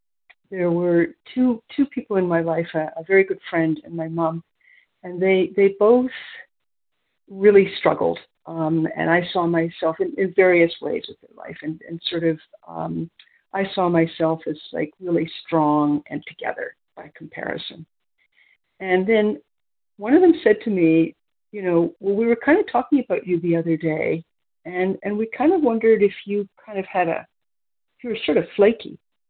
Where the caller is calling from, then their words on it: near Toronto, Ontario, Canada; I'm calling from Ontario, Canada, near Toronto.